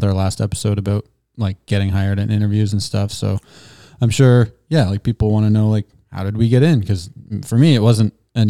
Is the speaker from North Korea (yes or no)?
no; Sarnia, Ontario, Canada; I remember like my dad growing up in Sarnia, like he worked in the plants